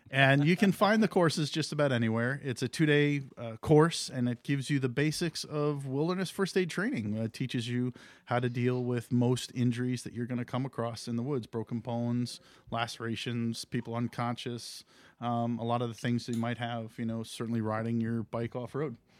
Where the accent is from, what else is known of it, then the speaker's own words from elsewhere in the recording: Canaan, New Hampshire, United States; I grew up in Canaan, New Hampshire